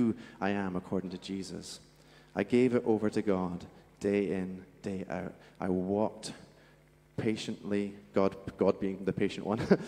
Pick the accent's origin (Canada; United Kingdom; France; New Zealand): United Kingdom; Scotland; accent: Scottish; moved away; where I'm from in Scotland, by the way, that's where my accent's from, there was these benches in the middle of our town